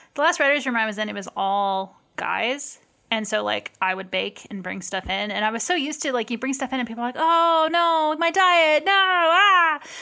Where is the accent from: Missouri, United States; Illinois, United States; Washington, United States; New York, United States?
Washington, United States; I grew up in Washington State